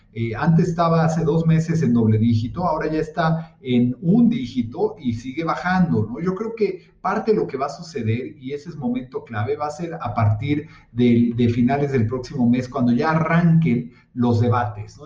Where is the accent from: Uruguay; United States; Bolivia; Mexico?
United States; yo como americano